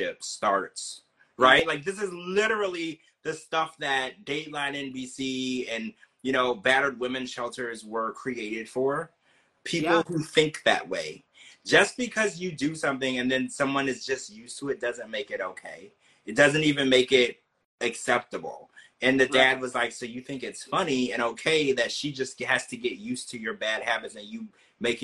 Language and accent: English; United States; also born or lived in New Orleans; I was born in America